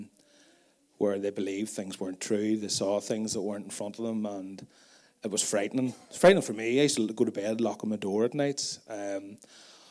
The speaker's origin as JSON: {"language": "English", "town": "Tandragee", "region": "Northern Ireland", "country": "United Kingdom", "tie": "born or raised there", "said": "I grew up out in Mullahhead, quite close to Stephen's family farm. I grew up on a dairy farm as well. And we live there now"}